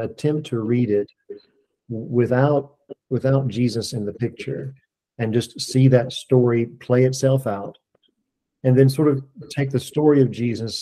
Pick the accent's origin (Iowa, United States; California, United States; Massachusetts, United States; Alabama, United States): Alabama, United States; I was born and raised in Alabama